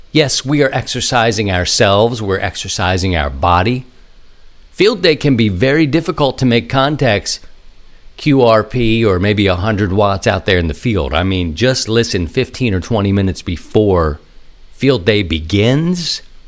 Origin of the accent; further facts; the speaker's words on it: Maryland, United States; my home state of Maryland